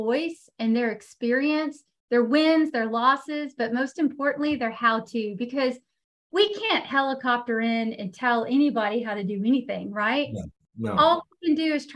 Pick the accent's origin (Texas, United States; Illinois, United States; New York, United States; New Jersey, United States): Texas, United States; moved away as an adult; now in North Carolina, United States; I am currently headquartered in North Carolina, but I am from Texas. I lived, born and raised in Texas